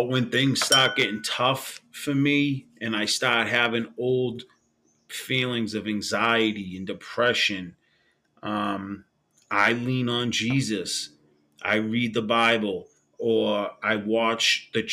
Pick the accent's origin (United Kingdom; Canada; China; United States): United States; Boston, Massachusetts; I grew up in Old Colony Projects in Boston, Massachusetts